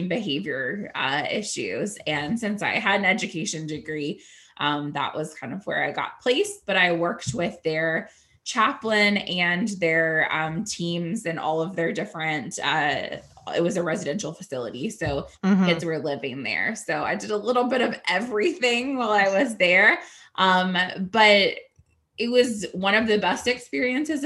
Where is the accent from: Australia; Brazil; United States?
United States; Raleigh, North Carolina; also born or lived in Winston-Salem area, North Carolina / King, North Carolina / Durham, North Carolina; mostly lived in Raleigh growing up. I lived in Oakwood, right downtown, for like 13 years of my life